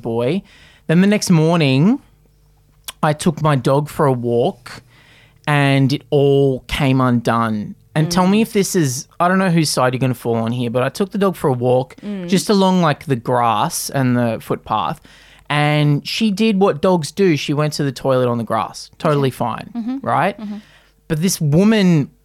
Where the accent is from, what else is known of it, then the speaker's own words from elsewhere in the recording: Newcastle, New South Wales, Australia; moved away; My hometown. I went back to Newcastle